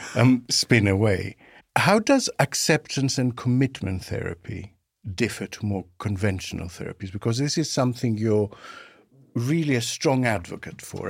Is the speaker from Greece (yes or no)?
yes; Greece; now in United Kingdom; in my home country, Greece, when I came over to the U K in nineteen ninety